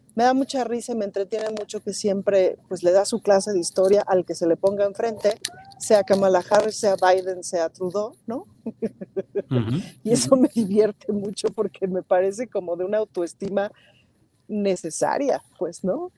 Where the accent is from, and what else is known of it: Mexico